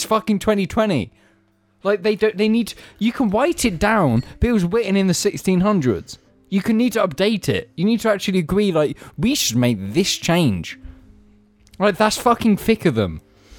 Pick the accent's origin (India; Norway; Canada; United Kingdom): United Kingdom; England; England is just we're America's bitch.